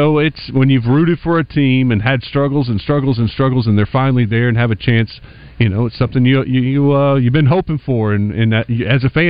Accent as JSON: {"language": "English", "region": "East Texas", "country": "United States", "tie": "born or raised there", "said": "I grew up in East Texas"}